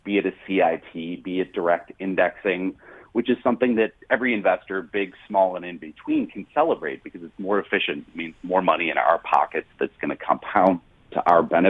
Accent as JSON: {"language": "English", "town": "Chicago", "region": "Illinois", "country": "United States", "said": "where I come from, the city of Chicago"}